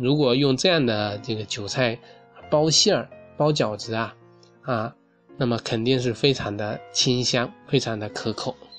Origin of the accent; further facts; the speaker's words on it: southern China, China; 我作为一个南方人